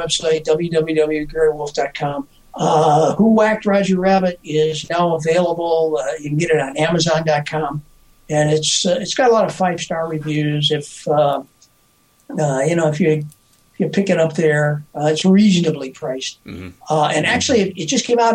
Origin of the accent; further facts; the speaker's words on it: Earlville, United States; when I grew up in Earlville